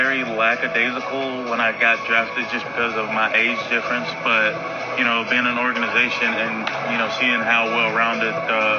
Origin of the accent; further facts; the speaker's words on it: Southern United States, United States; because I'm only one from the South.